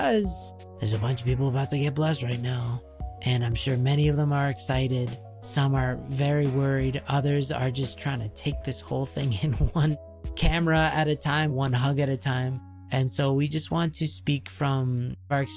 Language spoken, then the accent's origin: English; Canada; being Canadian